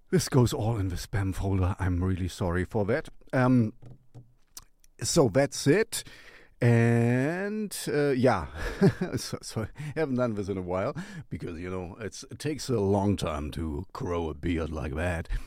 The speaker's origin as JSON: {"language": "English", "town": "Gothenburg", "region": "Västra Götaland", "country": "Sweden", "said": "We are from Gothenburg."}